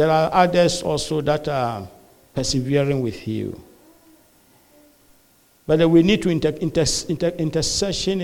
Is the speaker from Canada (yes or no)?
no; Ghana; also born or lived in Malawi; now in United States; we come from Ghana originally. Yeah, my wife and I are Ghanaians. We come from Ghana originally. But then we are stuck here in the U.S.